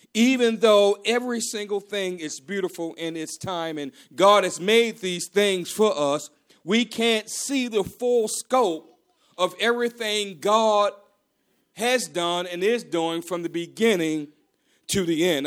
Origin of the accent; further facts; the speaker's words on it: Maryland, United States; I'm from Maryland